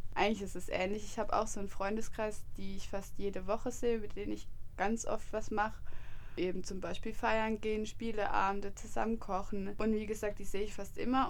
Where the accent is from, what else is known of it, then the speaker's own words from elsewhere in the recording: Freiburg, Baden-Württemberg, Germany; moved away as an adult; ich komme nicht von hier, also ich komme aus Freiburg